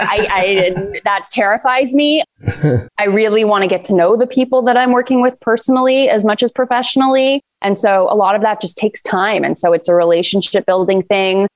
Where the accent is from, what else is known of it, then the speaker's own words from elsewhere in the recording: Toronto, Ontario, Canada; I'm a very proud Canadian and Torontonian, as I'm sure many people hear in my accent occasionally during this conversation